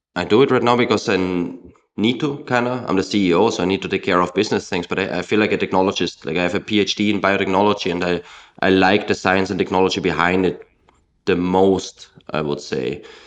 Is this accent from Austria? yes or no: yes; Austria; In my home country of Austria